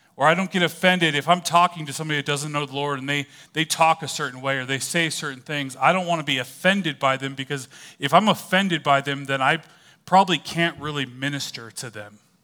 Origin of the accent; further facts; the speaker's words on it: California, United States; moved away; I was originally from California.